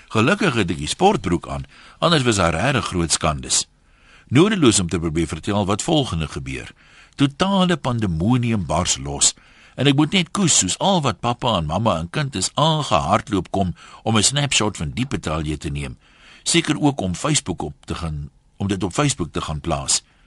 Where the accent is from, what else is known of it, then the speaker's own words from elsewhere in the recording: South Africa; ons as Suid-Afrikaners